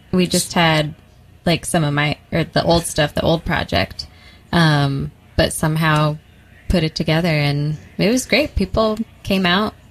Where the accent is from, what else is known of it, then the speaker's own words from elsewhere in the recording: California, United States; now in Brooklyn, United States; We went back to California, um, to my hometown